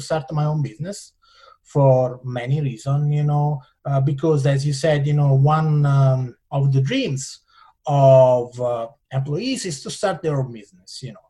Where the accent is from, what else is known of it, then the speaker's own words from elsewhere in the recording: Italian Switzerland, Ticino, Switzerland; English is a second language; moved away as an adult; now in California, United States; I come from Italian Switzerland. You know, is you know in south of Switzerland, which is north of Italy